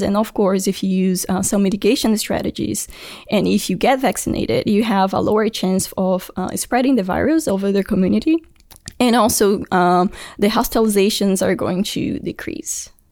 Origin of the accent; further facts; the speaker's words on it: Brasília, Federal District, Brazil; moved away; I'm from Brasilia, which is the capital